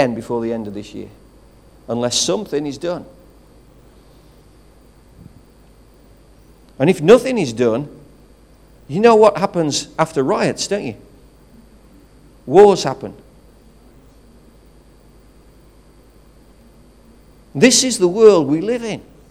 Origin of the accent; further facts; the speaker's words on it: United Kingdom; I stand before you as a British citizen